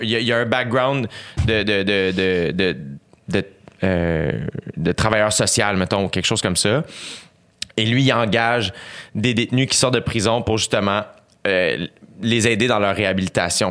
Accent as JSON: {"language": "French", "country": "Canada", "tie": "born or raised there", "said": "je suis né au Canada, je suis un gars, je suis blanc"}